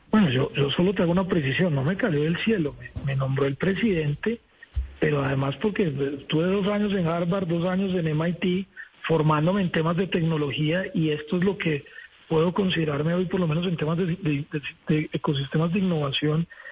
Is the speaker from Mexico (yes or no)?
no; Colombia; como colombiano